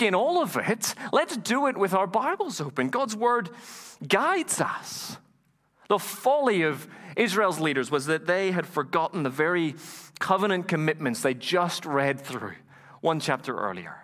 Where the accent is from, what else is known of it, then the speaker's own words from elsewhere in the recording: Ireland; moved away; also born or lived in Dublin; Have I ever told you that I'm from Ireland? Did you know that? I am. I sound a little funny.